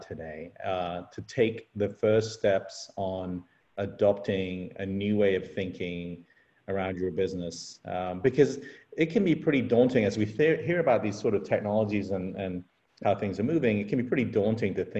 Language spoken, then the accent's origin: English; Texas, United States; as a Texan